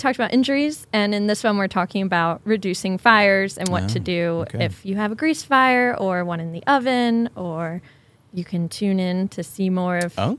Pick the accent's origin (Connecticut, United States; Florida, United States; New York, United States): Connecticut, United States; also born or lived in Washington; now in Kirkland, United States; I'm originally from the East Coast, but at the time I was living in a different state.